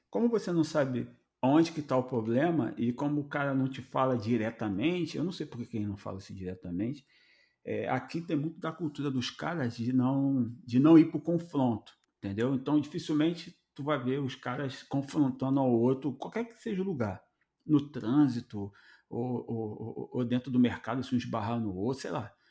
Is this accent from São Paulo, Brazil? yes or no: no; Rio de Janeiro, Brazil; Vamos falar do Rio, né? Que a gente veio do Rio, está acostumado a ter o Rio Card em, é, entregue pela empresa para ele poder trabalhar, né?